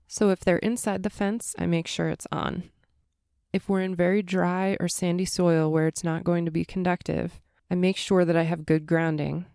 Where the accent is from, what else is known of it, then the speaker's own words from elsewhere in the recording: East Coast, United States; moved away; growing up on the East Coast